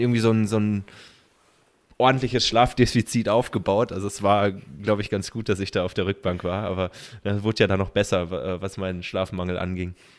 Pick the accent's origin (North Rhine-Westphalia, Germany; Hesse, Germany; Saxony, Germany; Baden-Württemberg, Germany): Baden-Württemberg, Germany; Kaiserstuhl; dann sind wir bei meiner oder in meiner Heimat gewesen, Kaiserstuhl